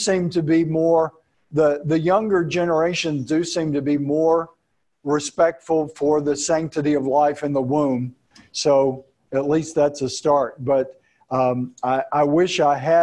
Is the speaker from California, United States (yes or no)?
no; Texas, United States; I'm from Texas